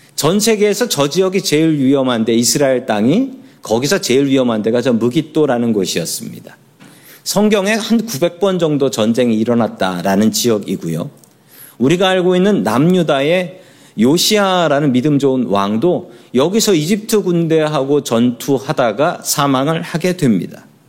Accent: South Korea; 우리들은 한국 사람으로 태어났습니다

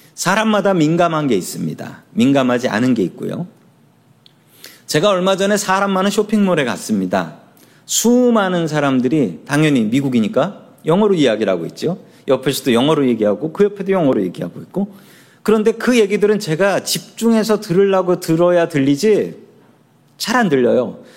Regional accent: Seoul, South Korea; 제가 살던 동네는 서울의 가난한 봉천동이라는 동네였습니다.

